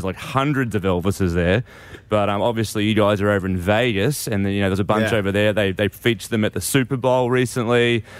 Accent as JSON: {"language": "English", "town": "Brisbane", "region": "Queensland", "country": "Australia", "said": "I actually am a true blue Aussie from Brisbane. It's hard to do the American accent as an Aussie boy because we're all nasally."}